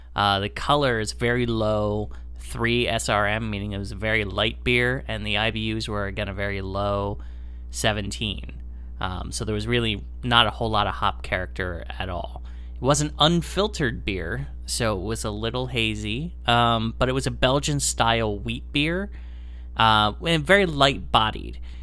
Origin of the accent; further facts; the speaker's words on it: Lancaster, Pennsylvania, United States; now in Chicago area, United States; my hometown of Lancaster, Pennsylvania